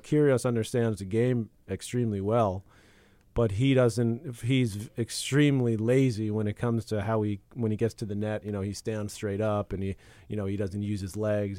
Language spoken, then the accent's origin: English; United States; as an American